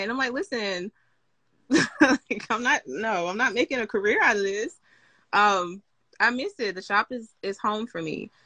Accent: Mississippi, United States; now in Atlanta, United States; I grew up in Mississippi

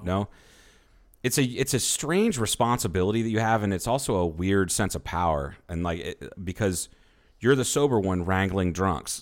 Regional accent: the Bible Belt, United States; I grew up in the Bible Belt

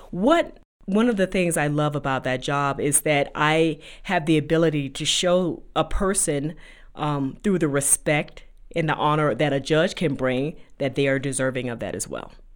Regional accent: Riviera Beach, Florida, United States; moved away as an adult; also born or lived in North Carolina; now in Denver, United States; I grew up in Riviera Beach, Florida, which is a very beautiful place to be from

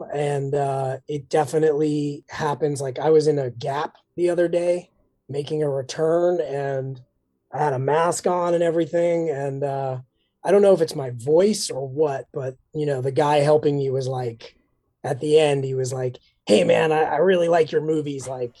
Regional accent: New York City, New York, United States; born or raised there

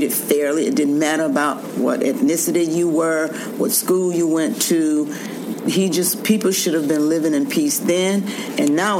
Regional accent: the South, United States; I grew up in the South

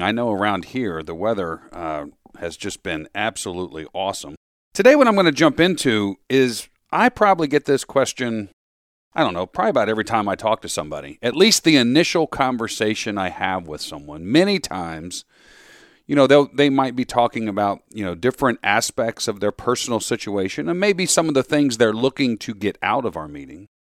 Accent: Florida, United States; also born or lived in Metro Philadelphia, Pennsylvania; now in Philadelphia, United States; I grew up down in Florida

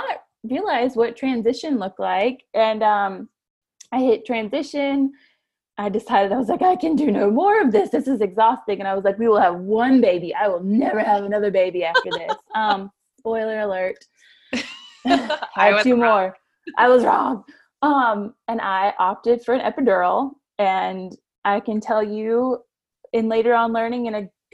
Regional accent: Florida, United States; now in Kentucky, United States; I am from Florida.

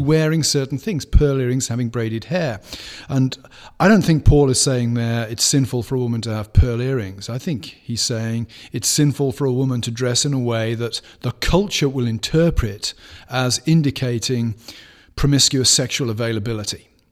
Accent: United Kingdom; moved away; growing up in Britain

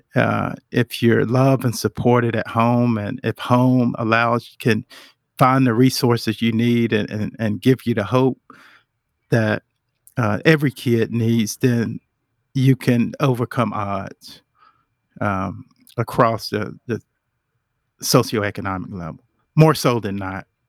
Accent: Charlotte, North Carolina, United States; I was born and raised right here in Charlotte.

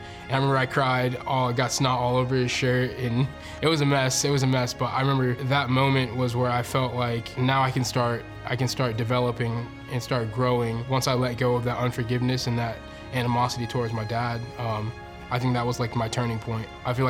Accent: Pensacola, Florida, United States; also born or lived in Denver, Colorado; I was born in Denver, Colorado, but pretty much raised here. My mom was Navy, so she got stationed here, and when she got out of the Navy, she decided she liked Pensacola, so we ended up staying. I was like 5

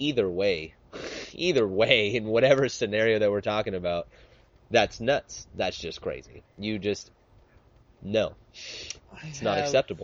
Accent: Utah, United States; I was born in Utah.

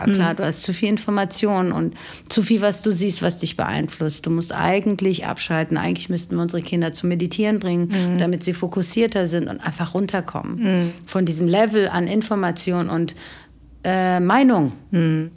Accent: Germany; aufgewachsen in Deutschland

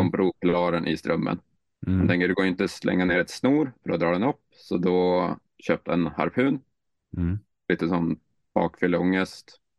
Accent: Skellefteå, Västerbotten County, Sweden; now in Norway; Skellefteå. Skell... Hur eh, ligger det? Eh, ja, och tänk Finland och så gränsen mm. mellan Finland och Sverige och så 200 kilometer söder. Så svenska kusten vid Mo i Rana cirka.

